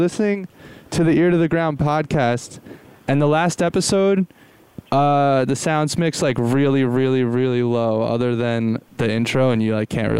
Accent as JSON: {"language": "English", "region": "Central New Jersey", "country": "United States", "accent": "Central Jersey", "said": "Yeah, can you tell by our accents? From Central Jersey."}